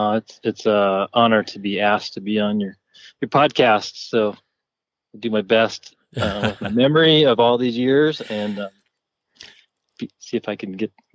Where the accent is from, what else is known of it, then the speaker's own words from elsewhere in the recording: Denver, Colorado, United States; also born or lived in Arkansas; I'm from Denver, Colorado. Raised here mostly. I spent some time in Arkansas. My father is an archaeologist there and stayed there. And I was in the military.